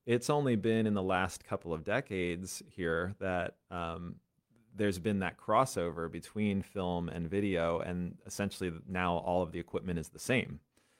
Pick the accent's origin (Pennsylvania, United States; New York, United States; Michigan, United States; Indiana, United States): Pennsylvania, United States; Bethel; I grew up in Bethel, Pennsylvania. Okay. So intersection of 501 and 78. I used to joke that the only reason it was on the map is because there was a gas station there.